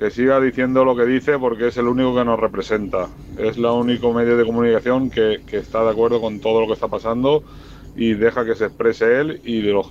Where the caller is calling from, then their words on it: Valencia, Valencian Community, Spain; de Valencia, no sé si lo he dicho.